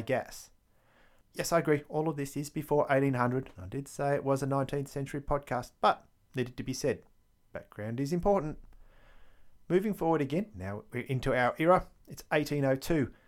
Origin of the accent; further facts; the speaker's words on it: Victoria, Australia; my accent gives away the fact that I am actually from Australia, from the state of Victoria, no less